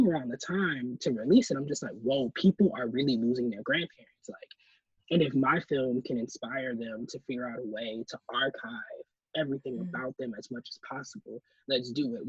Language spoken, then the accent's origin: English; Milwaukee, Wisconsin, United States; how I grew up in Milwaukee